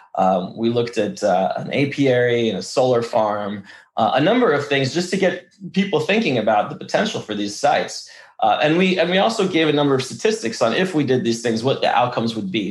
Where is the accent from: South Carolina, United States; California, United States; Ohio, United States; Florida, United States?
California, United States; Los Angeles; first language Russian; English is a second language; also born or lived in Odesa, Ukraine; I came here when I was three and a half years old. For all intents and purposes, I'm an LA native